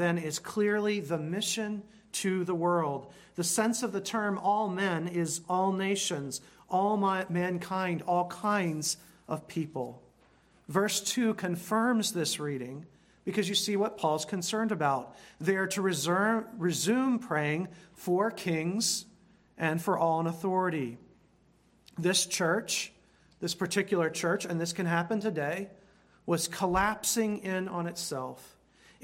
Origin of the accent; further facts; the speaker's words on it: United States; Being an American, which I am